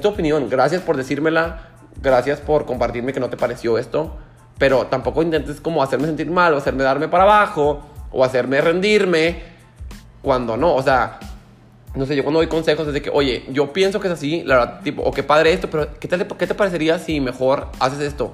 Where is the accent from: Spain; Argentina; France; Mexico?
Mexico; llegué al aeropuerto de México